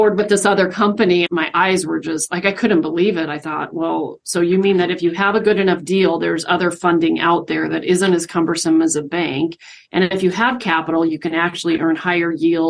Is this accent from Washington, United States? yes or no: yes; Spokane, Washington, United States; moved away as an adult; now in Idaho, United States; I'm actually originally from Spokane, grew up in Spokane, you know, went to high school and all that good stuff